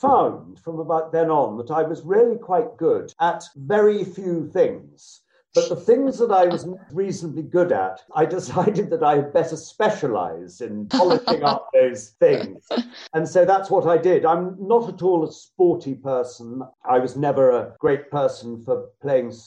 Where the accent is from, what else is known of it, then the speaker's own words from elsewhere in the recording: West Sussex, South East England, United Kingdom; I grew up in West Sussex